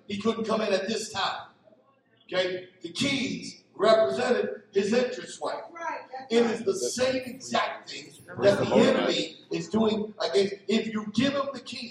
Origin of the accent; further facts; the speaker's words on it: Philadelphia, Pennsylvania, United States; I'm from Philadelphia